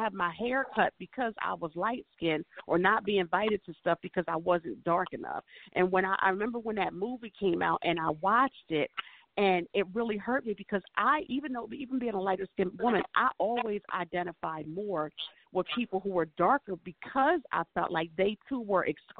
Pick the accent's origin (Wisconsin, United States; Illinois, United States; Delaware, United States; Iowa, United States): Delaware, United States; also born or lived in Maryland; I'm from Delaware, the Delaware, Maryland, like northeastern shore kind of area.